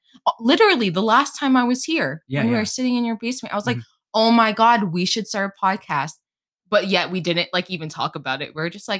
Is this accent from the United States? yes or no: yes; Northeast, United States; Yeah, so I'm from the Northeast. We're both from the Northeast.